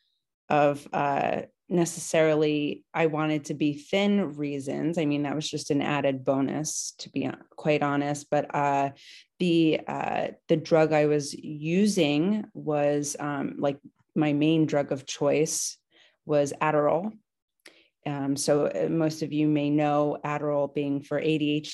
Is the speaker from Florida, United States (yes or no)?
no; New Jersey, United States; now in New York, United States; I am originally from New Jersey. I live, you know, the Jersey Shore. I live in New York right now